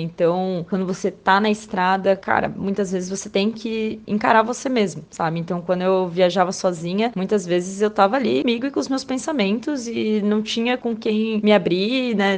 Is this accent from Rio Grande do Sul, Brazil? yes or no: no; São José dos Campos, São Paulo, Brazil; moved away as an adult; also born or lived in São Sebastião; minha cidade natal, né, São José dos Campos